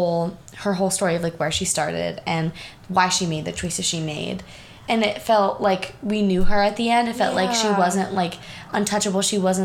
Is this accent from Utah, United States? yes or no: yes; Utah, United States; moved away as an adult; now in New York City, United States; So, when I was home in Utah, I'm from Utah if you didn't know, yeehaw.